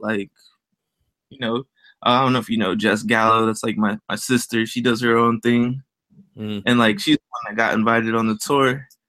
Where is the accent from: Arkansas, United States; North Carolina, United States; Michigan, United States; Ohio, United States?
Ohio, United States; Dayton; I'm from Dayton, Ohio, and Hispanic parents. My mom is Panamanian. My dad is Mexican.